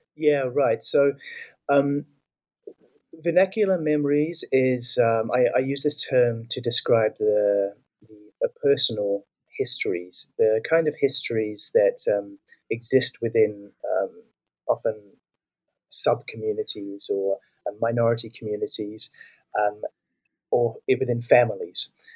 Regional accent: New Zealand; I'm from New Zealand

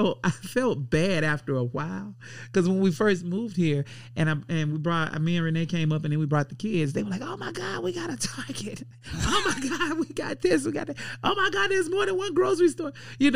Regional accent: Andalusia, Alabama, United States; It is. Andalusia, Alabama is where I'm from. Covington County.

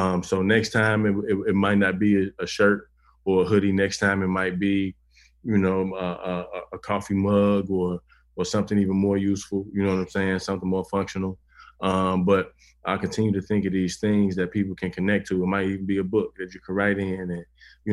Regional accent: Chicago, Illinois, United States; I'm one of the few cats in the cast that are from here.

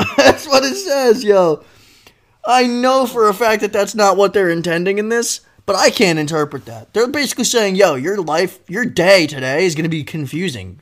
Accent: Northeast, United States; I'm from the Northeast.

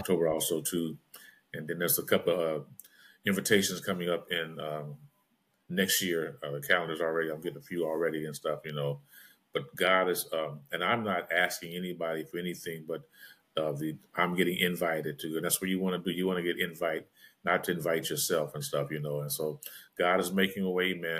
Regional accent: Los Angeles, California, United States; Growing up in South Central LA, it was hard out there

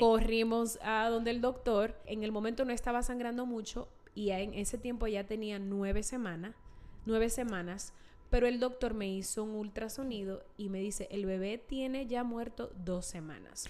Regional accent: Santiago de los Caballeros, Santiago, Dominican Republic; moved away as an adult; now in Utah, United States; soy de Santiago

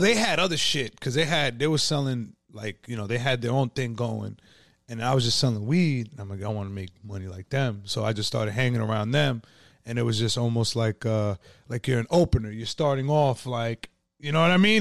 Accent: Yonkers, New York, United States; I was born and raised in Yonkers

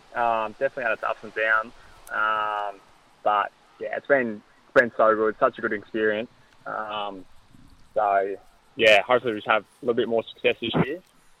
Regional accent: Fish Creek, Victoria, Australia; moved away as an adult; also born or lived in Warragul, Victoria / Newborough, Victoria; now in Gold Coast, Australia; then Mum and Dad decided to move over to Newborough, so we leased the farm off in Fish Creek, made the move over

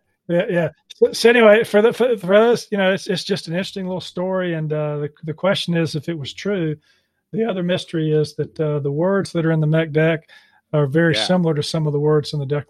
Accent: Charlotte, North Carolina, United States; I am from Charlotte

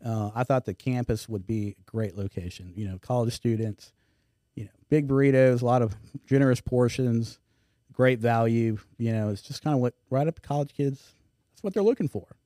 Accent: Houston, Texas, United States; moved away as an adult; now in Baton Rouge, United States; I grew up in Houston

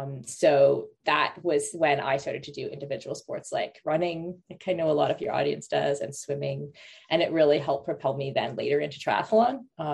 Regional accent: Canada; moved away; also born or lived in Middle East / Europe; I'm from Canada originally. I grew up partially in the Middle East and I spent most of my 20s in Europe.

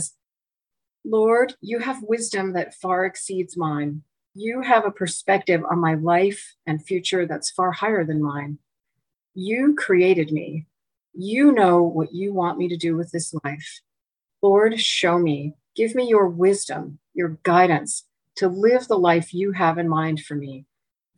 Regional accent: Pacific Northwest, United States; now in Long Island Sound area, United States; I grew up in the Pacific Northwest

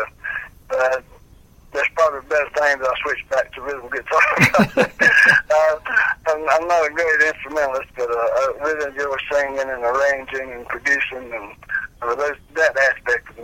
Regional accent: Fries, Virginia, United States; also born or lived in Danville, Virginia; I was born and raised in Freeds, Virginia, which around Galax

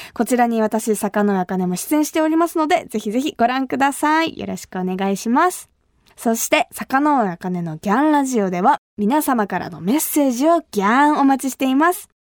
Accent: Kumamoto, Japan; moved away as an adult; now in Tokyo, Japan; 私が生まれ育った熊本

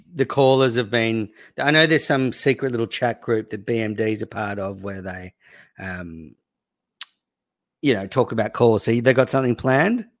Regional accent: Australia; also born or lived in New South Wales; I'm Australian

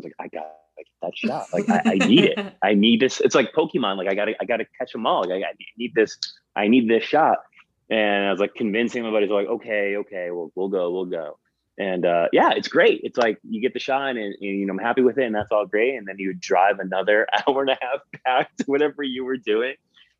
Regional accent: Paterson, New Jersey, United States; Like I grew up in Paterson, New Jersey, or my family grew up in Paterson, New Jersey.

